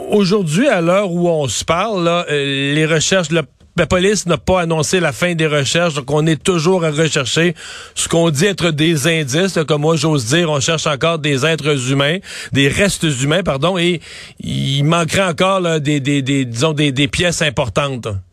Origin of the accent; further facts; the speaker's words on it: Cacouna, Quebec, Canada; mon village natal, je dois le dire, à Kakuna.